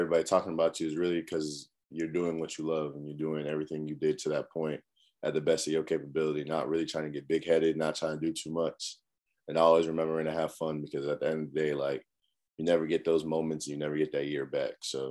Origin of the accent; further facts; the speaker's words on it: Cambridge, Massachusetts, United States; now in South Carolina, United States; I'm from Cambridge, Massachusetts, up north, real cold